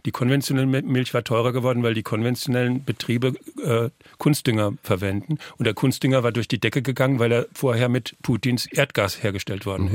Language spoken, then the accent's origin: German; Northern Germany, Germany; ich komme ja aus Norddeutschland